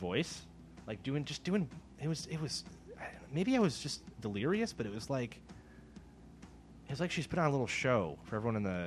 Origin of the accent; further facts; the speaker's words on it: Midwest, United States; moved away; I'm from the Midwest